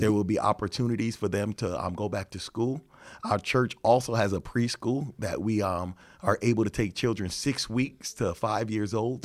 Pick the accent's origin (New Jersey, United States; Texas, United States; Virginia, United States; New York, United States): New York, United States; now in Chicago, United States; I'm from New York